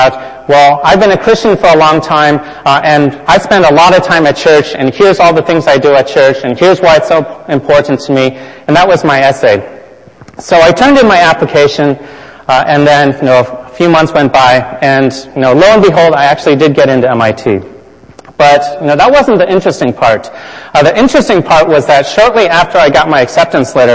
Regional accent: California, United States; I grew up in California

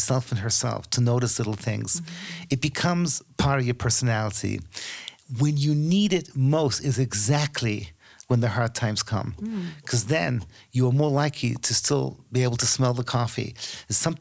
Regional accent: United Kingdom; as a Brit, I'm kind of embarrassed

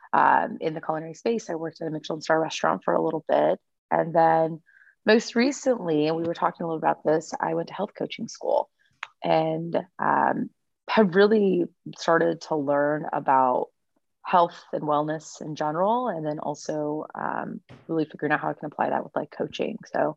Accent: Oakland, California, United States; also born or lived in New York / Santa Cruz; So I'm born and raised in the Bay Area. My parents immigrated from India. My mom actually immigrated here like in the 70s, and my dad moved here when my mom and him got married.

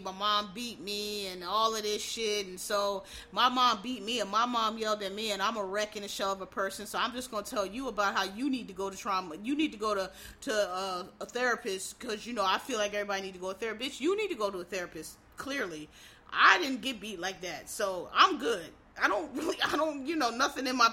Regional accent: United States; as African American

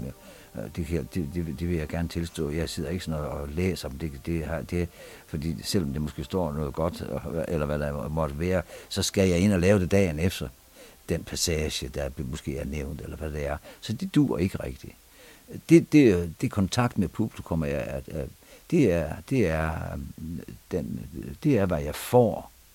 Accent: Vendsyssel, North Denmark Region, Denmark; moved away; also born or lived in Aarhus; vokset op, øh, på en stor gård op i Vendsyssel

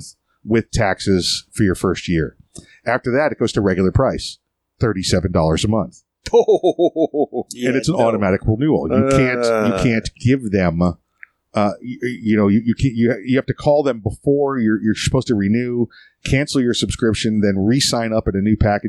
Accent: Florida, United States; We're from Florida too

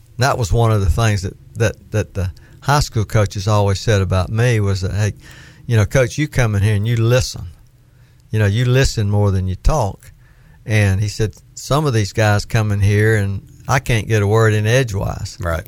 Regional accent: Florida, United States; accent: southern; I was from Florida

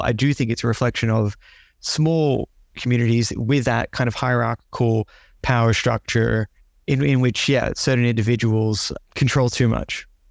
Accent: Melbourne, Victoria, Australia; also born or lived in Canberra; growing up in Melbourne

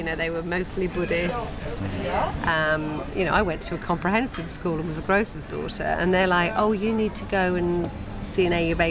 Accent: Nottingham, East Midlands, United Kingdom; And so it meant that I was considered quite posh where I grew up, because I grew up in Nottingham and I don't really have much of an accent.

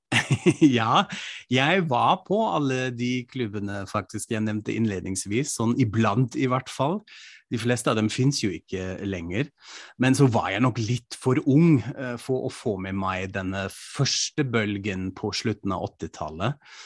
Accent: Frankfurt, Hesse, Germany; moved away; I min hjemby Frankfurt am Main

